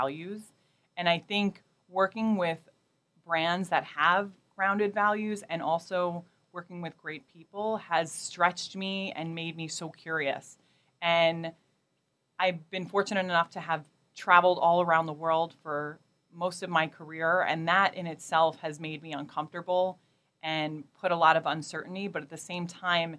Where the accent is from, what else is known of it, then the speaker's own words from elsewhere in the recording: New York City, New York, United States; moved away as an adult; also born or lived in Portland, Oregon; I grew up in Queens and Brooklyn, where I never thought I'd ever leave New York